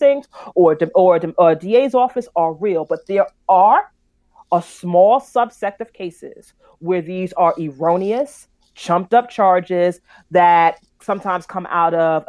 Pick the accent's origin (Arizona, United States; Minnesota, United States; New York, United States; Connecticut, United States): New York, United States; New York City; I'm from Brooklyn